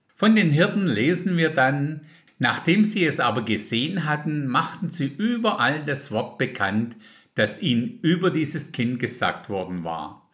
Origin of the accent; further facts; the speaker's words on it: Germany; bei uns in Deutschland